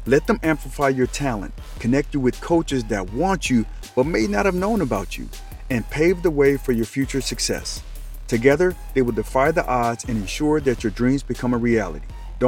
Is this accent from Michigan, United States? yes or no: yes; Detroit, Michigan, United States; also born or lived in Colorado Springs, United States; Now for me, I was originally from Detroit, but my dad was in the Army. I ended up in Colorado Springs in 1983. And man, we was heavily influenced by what was happening on the West Coast.